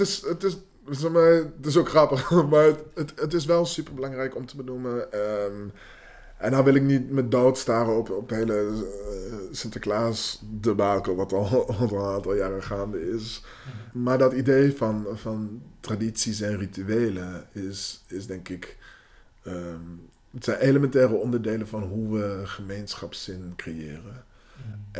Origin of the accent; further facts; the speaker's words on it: Netherlands; first language Dutch and English; Ik ben in Nederland mijn hele leven zwart geweest.